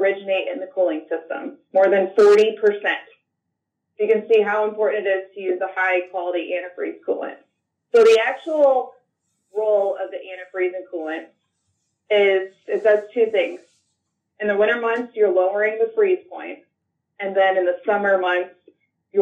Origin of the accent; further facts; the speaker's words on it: Cambridge, Illinois, United States; I'm from a small town in Northwest Illinois, Cambridge, Illinois